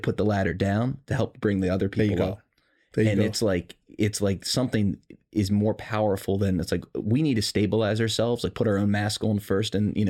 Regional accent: Maryland, United States; This is not something you brag about at school when everyone else, I came from Howard County. It's a wealthy area.

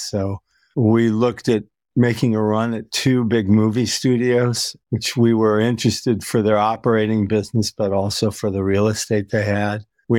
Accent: New York, United States; also born or lived in Massachusetts / Michigan / Illinois; I grew up in the Midwest and the East Coast of the United States, born in Massachusetts, raised in upstate New York, outside of Detroit, outside of Chicago, outside of New York City

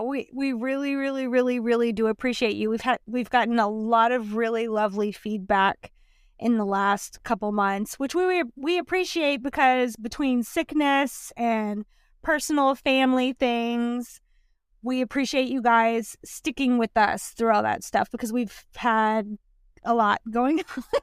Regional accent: the Deep South, United States; South, deep southern upbringings.

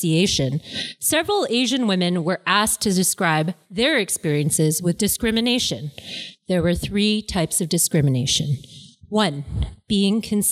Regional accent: Canada; I was born here. So I'm Canadian born

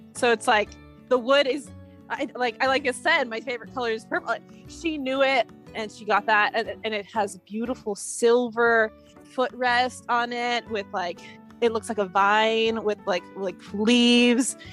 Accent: United States; I am American

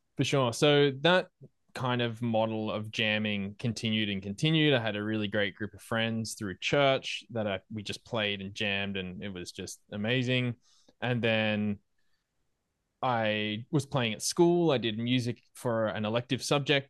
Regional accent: Australia; moved away as an adult; also born or lived in Malaysia / Argentina; me as an Australian moving to Malaysia, I am new to that place.

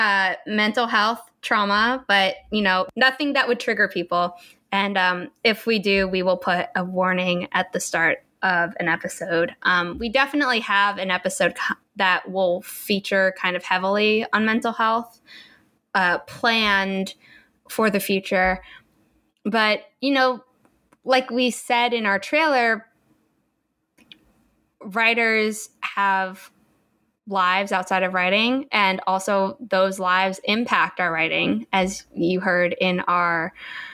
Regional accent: United States; also born or lived in New York; I grew up as an American

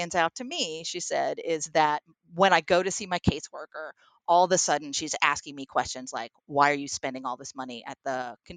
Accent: Troy, New York, United States; a residential YWCA in my hometown of Troy, New York.

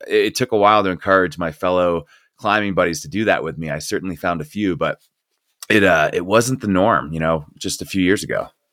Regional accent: Northeast, United States; moved away as an adult; also born or lived in Colorado; I grew up in the Northeast, and so I was coaching there.

